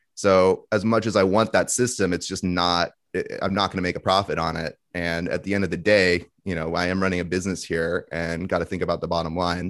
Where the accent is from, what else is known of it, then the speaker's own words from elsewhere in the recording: Thousand Oaks, California, United States; I grew up in the suburbs of L A, a town called Thousand